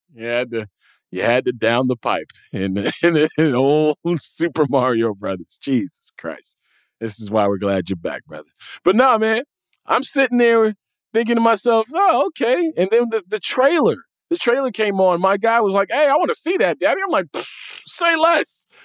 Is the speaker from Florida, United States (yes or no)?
no; Evanston, Illinois, United States; We had just moved to Evanston